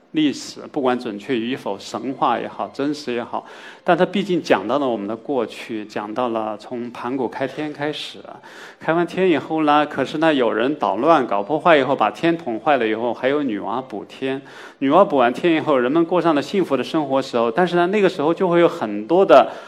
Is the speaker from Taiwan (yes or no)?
no; China; 我们今天的中国人面对的一个现实